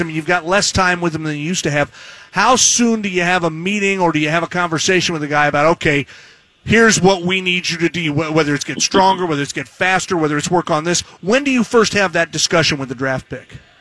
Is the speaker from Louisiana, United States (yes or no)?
no; Indiana, United States; now in Seattle, United States; was born and raised in Indiana